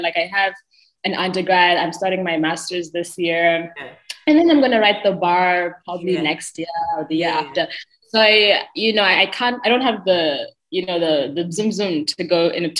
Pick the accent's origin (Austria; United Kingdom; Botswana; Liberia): Botswana; I am from the beautiful Botswana.